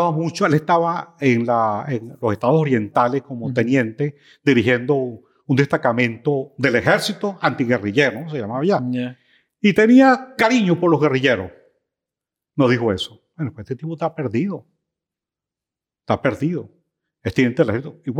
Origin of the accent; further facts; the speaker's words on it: El Tocuyo, Lara, Venezuela; moved away; mi pueblo, el Tocuyo, es un pueblo que tiene una tradición de, histórica de luchas campesinas